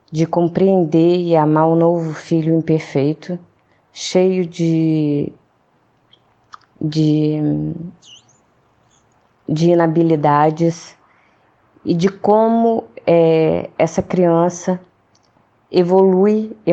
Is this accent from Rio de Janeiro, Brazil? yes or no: yes; Rio de Janeiro, Brazil; eu sou do Rio